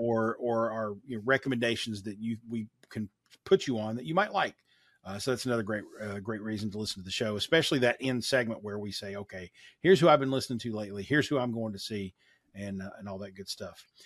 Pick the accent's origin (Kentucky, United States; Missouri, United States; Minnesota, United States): Kentucky, United States; I grew up in Kentucky, too